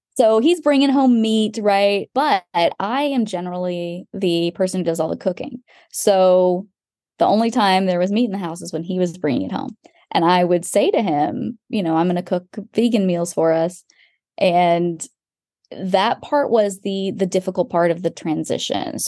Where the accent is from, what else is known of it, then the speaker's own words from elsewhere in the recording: Texas, United States; moved away; also born or lived in London; I'm from Texas